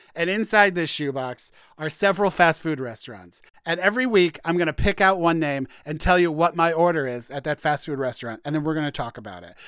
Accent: Warrenton, Missouri, United States; moved away; I grew up on a farm in a little town called Warrenton, Missouri

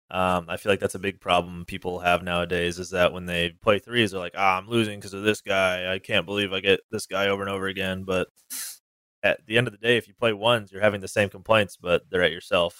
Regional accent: Northern California, United States; also born or lived in Washington; now in Southern California, United States; I originally grew up in Northern California, but I moved to Washington, um, for college

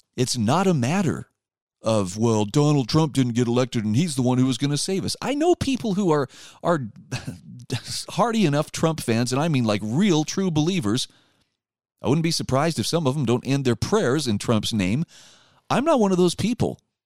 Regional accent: Utah, United States; my home state of Utah

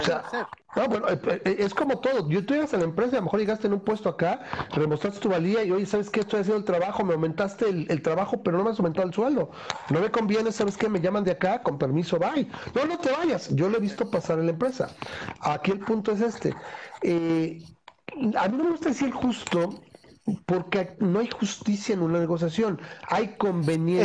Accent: Mexico; nosotros como mexicanos

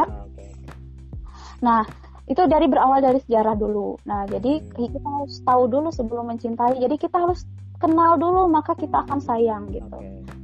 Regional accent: West Java, Indonesia; bagaimana bisa kita sebagai orang Sunda tidak tidak mencintai gitu.

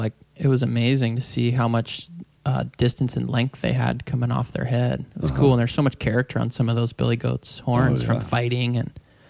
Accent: San Diego, California, United States; I grew up in Point Loma, which is a small area just right there at the point by San Diego Bay.

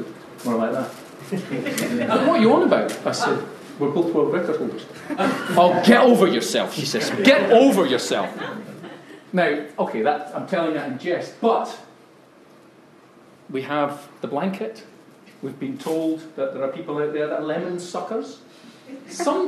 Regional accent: Scotland, United Kingdom; I'm Scottish after all

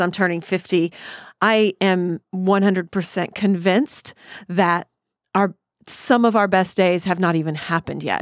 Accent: Killeen, Texas, United States; where I grew up in Killeen, Texas

